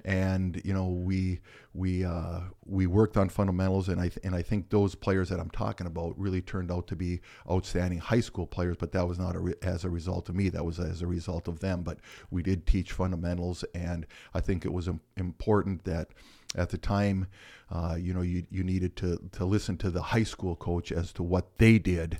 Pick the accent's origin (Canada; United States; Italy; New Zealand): United States; Michigan; I grew up in Michigan, so with that being said, there's not a lot to do in a, in a town of four hundred.